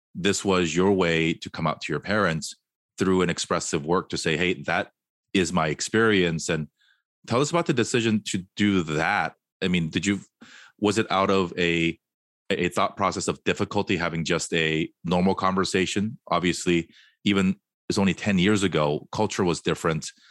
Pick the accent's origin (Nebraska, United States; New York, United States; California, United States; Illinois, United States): California, United States; Fullerton; also born or lived in Korea; now in Hawthorne, United States; I grew up in Fullerton, which is probably more Korean than Torrance